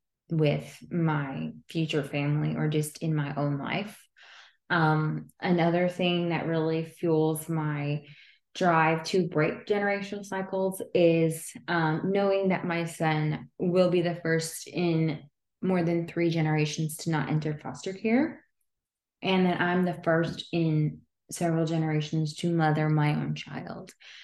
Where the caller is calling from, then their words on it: Texas, United States; I am coming live from Texas, so very different than where you all are.